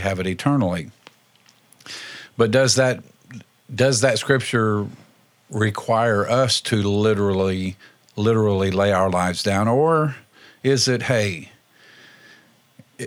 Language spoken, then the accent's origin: English; Indiana, United States; now in Lawrence County, Ohio, United States; Indiana, my home state